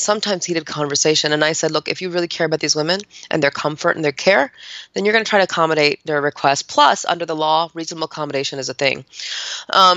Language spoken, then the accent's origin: English; United States; I wasn't born here, but I was raised in the United States of America